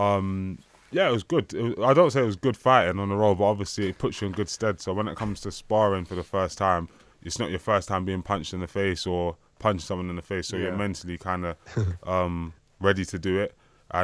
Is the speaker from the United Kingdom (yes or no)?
yes; London, United Kingdom; I grew up in Hackney